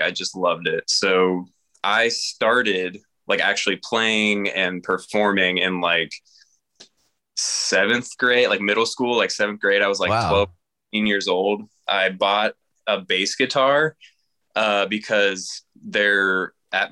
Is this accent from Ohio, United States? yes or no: yes; Columbus, Ohio, United States; moved away as an adult; now in Cincinnati, United States; I was born and raised in Columbus, Ohio.